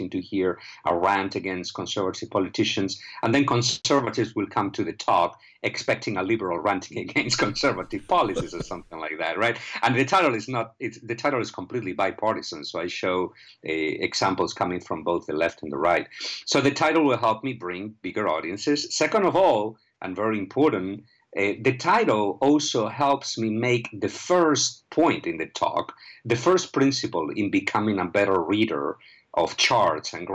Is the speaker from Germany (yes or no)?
no; Spain; moved away; I am originally from Spain